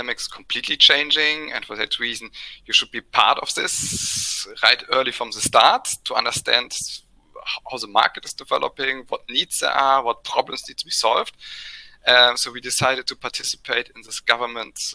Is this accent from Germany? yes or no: yes; Germany; went to the local pharmacy in my hometown